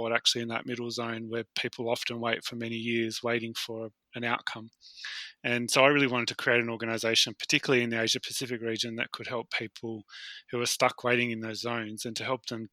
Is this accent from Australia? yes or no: yes; Australia; as an Australian or Westerner type person